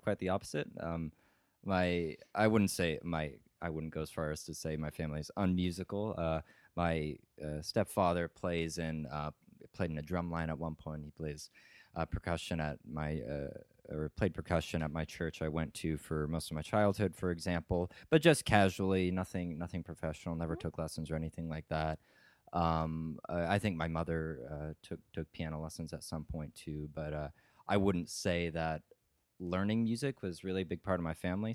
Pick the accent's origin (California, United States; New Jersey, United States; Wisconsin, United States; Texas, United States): California, United States; Auburn; moved away as an adult; also born or lived in Stockton, California; now in Evanston, United States; From a small town called Auburn, originally hometown uh, also in California